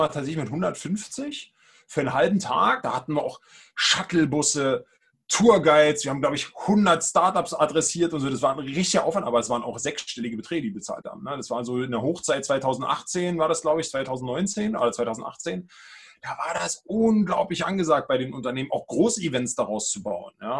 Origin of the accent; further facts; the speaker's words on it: Brandenburg, Germany; moved away as an adult; now in Berlin, Germany; Ich bin auch gebürtiger Brandenburger, jetzt Berliner.